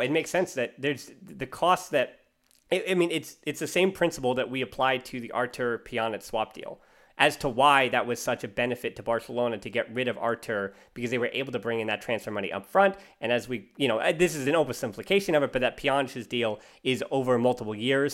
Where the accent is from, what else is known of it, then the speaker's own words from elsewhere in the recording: United States; I'm American.